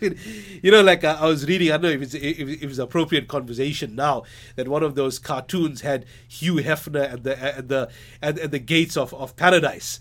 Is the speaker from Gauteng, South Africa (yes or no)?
no; Durban, KwaZulu-Natal, South Africa; moved away as an adult; also born or lived in Johannesburg / United States; I'm a Durbanite, a born Durbanite